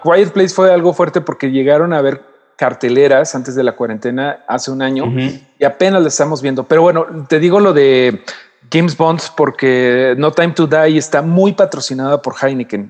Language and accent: Spanish; Mexico; como mexicanos